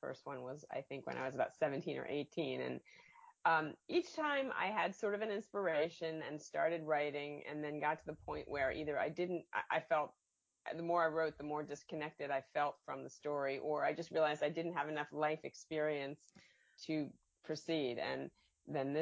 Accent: Elkins Park, Pennsylvania, United States; I'm just north of the city in the northern suburbs. The town is called Elkins Park

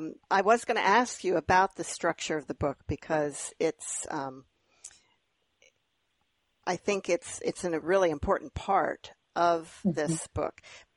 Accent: Grass Valley, California, United States; also born or lived in Iowa / Texas; now in Iowa and Texas, United States; when I was born in Northern California in Grass Valley, and Mom and Dad lived there.

